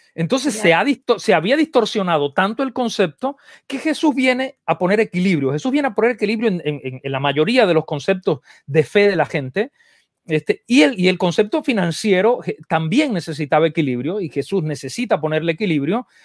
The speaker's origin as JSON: {"language": "Spanish", "country": "Cuba", "tie": "born or raised there", "also_born_or_lived": "Argentina", "moved": "yes", "lives_now": "United States", "said": "yo crecí en, en Cuba eh, y entonces el, y después viví un montón de años en Argentina"}